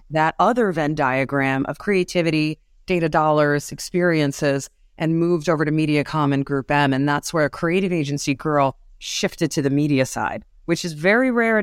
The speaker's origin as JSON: {"language": "English", "town": "New York City", "region": "New York", "country": "United States", "tie": "born or raised there", "said": "I'm a New Yorker. Um, I have been raised on the mean streets of the, uh, Manhattan cities through the eighties"}